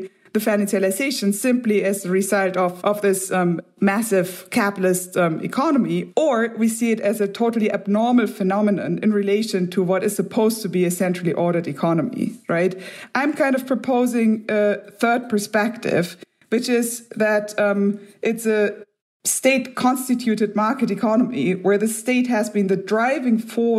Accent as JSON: {"language": "English", "country": "Germany", "said": "or I'm from Germany, clearly beyond what people in Germany are doing."}